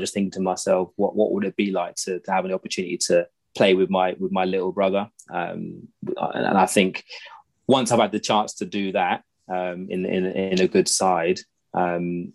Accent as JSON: {"language": "English", "town": "Reading", "region": "South East England", "country": "United Kingdom", "tie": "born or raised there", "said": "I grew up in Reading."}